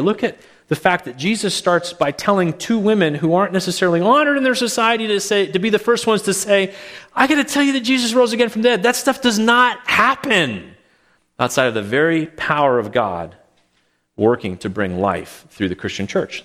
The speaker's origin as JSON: {"language": "English", "town": "Calgary", "region": "Alberta", "country": "Canada", "tie": "born or raised there", "moved": "yes", "said": "when I was growing up in Calgary"}